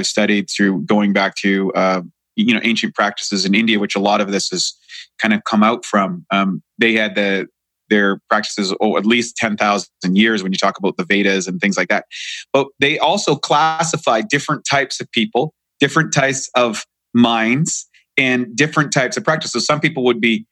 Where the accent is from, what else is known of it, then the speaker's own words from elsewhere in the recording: Canada; moved away; I'm in from Canada